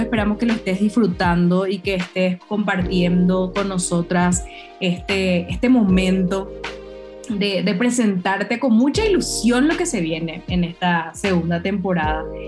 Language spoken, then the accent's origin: Spanish; Paraguay; moved away as an adult; now in Mexico; somos dos paraguayas